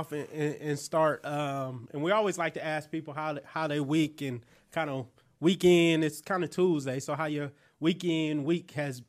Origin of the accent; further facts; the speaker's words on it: California, United States; now in Atlanta, United States; I'm from Cali.